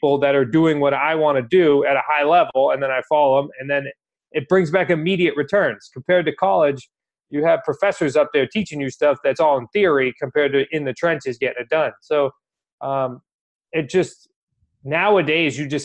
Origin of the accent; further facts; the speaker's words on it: New England, United States; We're from New England.